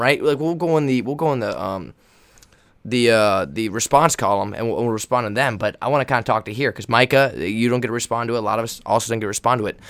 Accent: Northern California, United States; I'm from Northern California, Joe and I are from Northern California

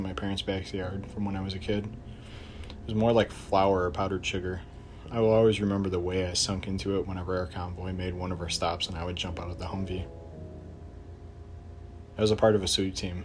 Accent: Chicago, Illinois, United States; I'm from Chicago, Illinois

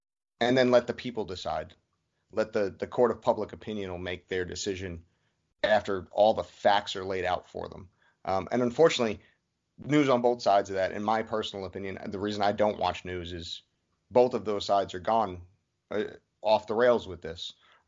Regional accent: New York City, New York, United States; I'm former military, but I'm very – I grew up in Brooklyn, New York.

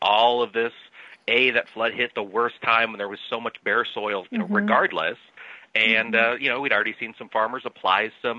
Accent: Iowa, United States; moved away as an adult; now in Illinois, United States; I have moved to Illinois, and from time to time that makes me very sad, because I love Iowa. It's my home state.

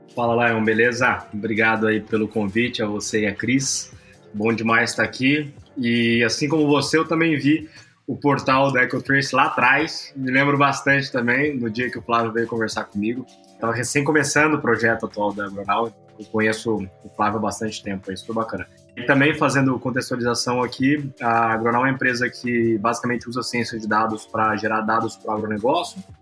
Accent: Campo Grande, Mato Grosso do Sul, Brazil; Sou de Campo Grande, Mato Grosso do Sul

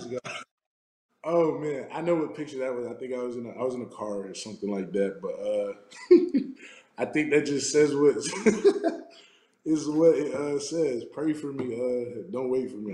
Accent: South Florida, United States; moved away as an adult; also born or lived in Arizona; I'm, I'm from South Florida

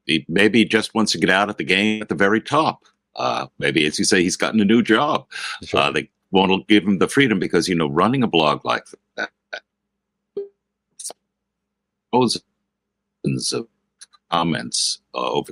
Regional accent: United States

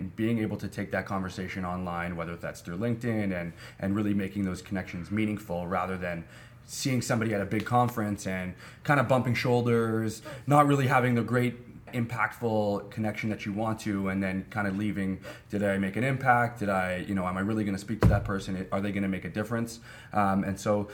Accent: Toronto, Ontario, Canada; Toronto, born and raised

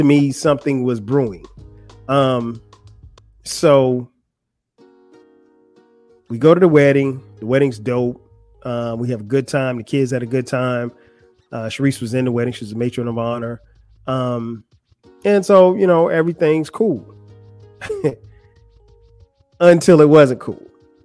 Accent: Florence, South Carolina, United States; moved away; Florence, my hometown

